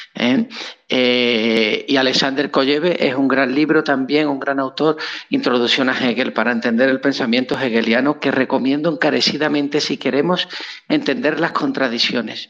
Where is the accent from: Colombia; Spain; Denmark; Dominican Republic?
Spain; moved away as an adult; also born or lived in Nuevo Laredo, Mexico; yo soy de España.